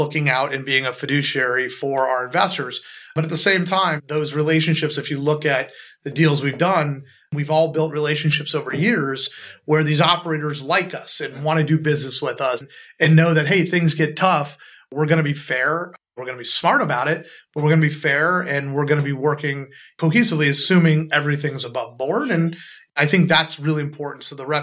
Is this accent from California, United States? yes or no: yes; Los Angeles, California, United States; moved away; also born or lived in Chicago / Midwest / New York / London; I grew up in Los Angeles